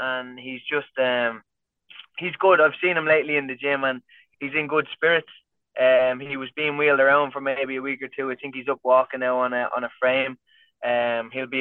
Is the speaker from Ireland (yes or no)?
yes; County Kildare, Ireland; I'm from Kildare, which is just like 20 minutes outside Dublin